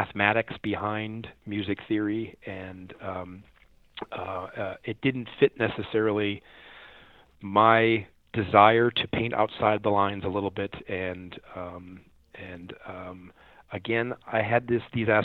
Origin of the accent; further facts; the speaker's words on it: United States; also born or lived in Chicago, Illinois / St. Louis, Missouri; I grew up in Chicago and in St. Louis